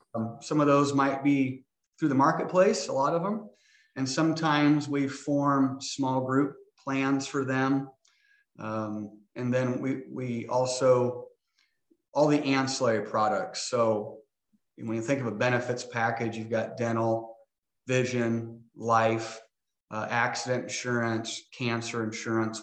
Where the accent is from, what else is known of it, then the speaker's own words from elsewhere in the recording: Hastings, Nebraska, United States; now in Omaha, United States; I grew up in Hastings, Nebraska, born and raised